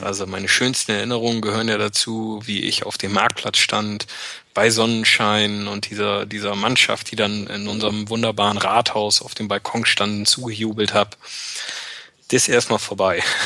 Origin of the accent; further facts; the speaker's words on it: Bremen, Germany; moved away as an adult; now in near Frankfurt, Germany; meine Heimat und auch da, wo ich meine engsten und besten Freunde habe, ist tatsächlich noch in Norddeutschland oder auch genauer gesagt in Bremen